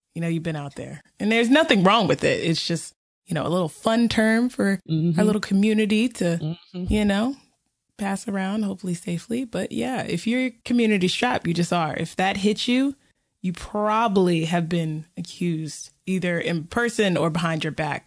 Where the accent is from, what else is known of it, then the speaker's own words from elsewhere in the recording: the South, United States; as a Southerner and as a person of color